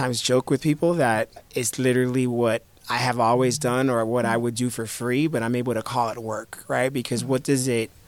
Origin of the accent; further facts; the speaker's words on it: Miami, Florida, United States; also born or lived in New York / Haiti; I was born in New York. I grew up in Miami. I spent my summers in Haiti, which is where my family spent most of the last several hundred years